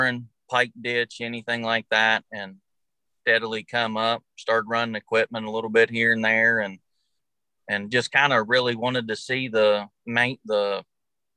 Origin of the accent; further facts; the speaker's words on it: Monroe County, West Virginia, United States; I'm from Monroe County, West Virginia. Grew up on about a 500 acre farm.